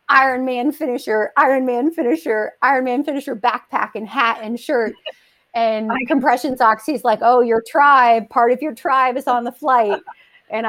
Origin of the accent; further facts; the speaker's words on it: Ohio, United States; We're both from Ohio